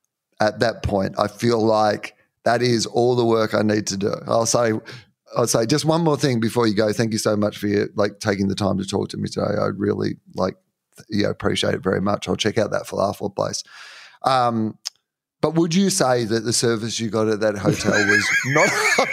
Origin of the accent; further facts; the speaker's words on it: Australia; Yeah, yeah, I am. I'm Australian.